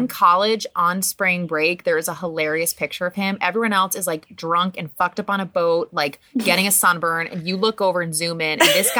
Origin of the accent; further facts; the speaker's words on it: Midwest, United States; also born or lived in New York; now in Weehawken, United States; And I'm from the Midwest, so I don't ever want to do that.